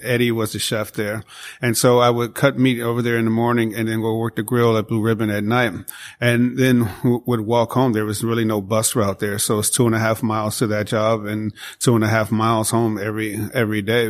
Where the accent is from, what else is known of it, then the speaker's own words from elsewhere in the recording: Chicago, Illinois, United States; moved away; I grew up in Chicago, south side of Chicago